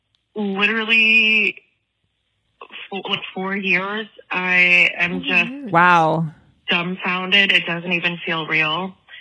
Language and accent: English; Louisiana, United States; Well, I'm not from Indiana. I'm from Louisiana.